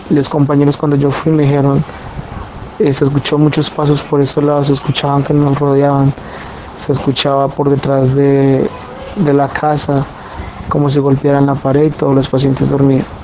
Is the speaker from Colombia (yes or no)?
yes; Colombia; yo les comento, eh, soy de Colombia, soy auxiliar de enfermería